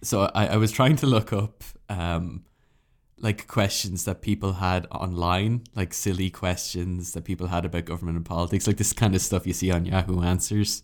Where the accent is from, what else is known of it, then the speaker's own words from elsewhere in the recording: Ireland; being an Irish citizen